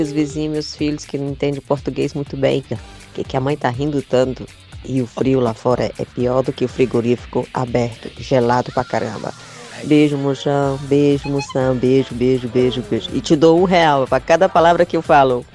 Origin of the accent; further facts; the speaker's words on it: Caucaia, Ceará, Brazil; now in Switzerland; Sou natural de Calcaia e moro aqui na Suíça